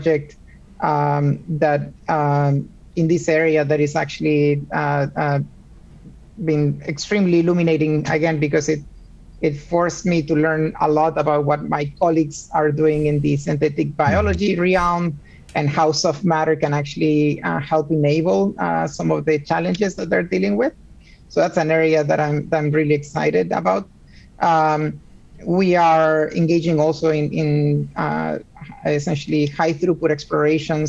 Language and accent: English; Puerto Rico; moved away as an adult; also born or lived in Argentina; now in Seattle, United States; I also was raised in Puerto Rico. I was born in Argentina, but I lived most of my life growing up in Puerto Rico.